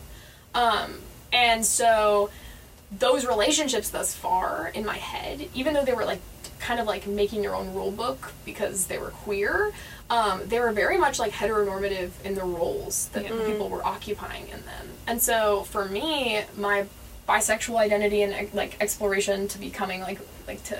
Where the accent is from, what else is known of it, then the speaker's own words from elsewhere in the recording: Southern California, United States; I grew up in Southern California